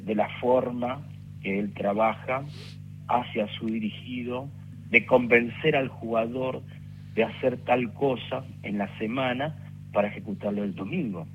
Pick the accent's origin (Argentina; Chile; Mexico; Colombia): Argentina; Rafael Castillo, Buenos Aires Province; yo soy de Rafael Castillo